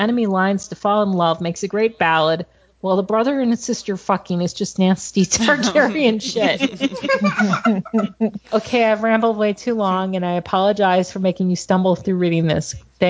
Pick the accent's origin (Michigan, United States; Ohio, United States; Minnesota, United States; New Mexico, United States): New Mexico, United States; now in Texas, United States; Okay, now that I live in Texas, but I'm from New Mexico.